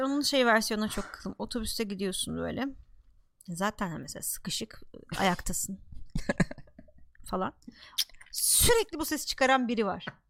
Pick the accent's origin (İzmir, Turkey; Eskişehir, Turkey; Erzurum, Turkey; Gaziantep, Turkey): Gaziantep, Turkey; Ben Antepliyim